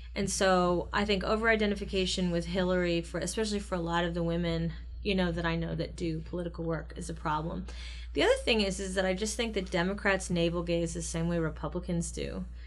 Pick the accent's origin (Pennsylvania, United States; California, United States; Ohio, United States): Ohio, United States; I come from Ohio in a red state, in red town